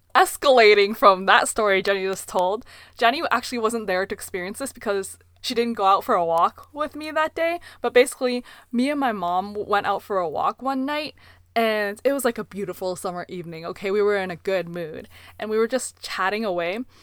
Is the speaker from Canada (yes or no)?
yes; Canada; we were raised purely in Canada